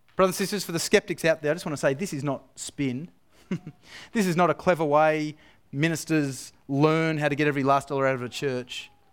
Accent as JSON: {"language": "English", "country": "Australia", "moved": "yes", "said": "deep down, I'm still Australian"}